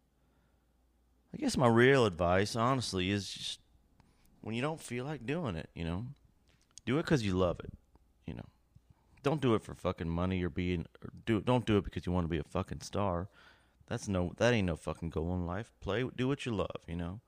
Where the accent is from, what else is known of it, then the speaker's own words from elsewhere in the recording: Lexington, Kentucky, United States; moved away; from Lexington, my hometown.